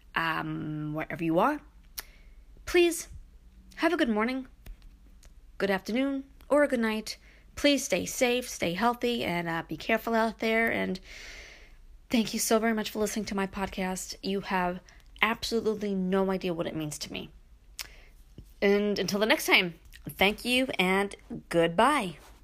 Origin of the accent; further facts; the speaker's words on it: Brooklyn, New York, United States; now in Upstate New York, United States; growing up in Brooklyn and then moving to upstate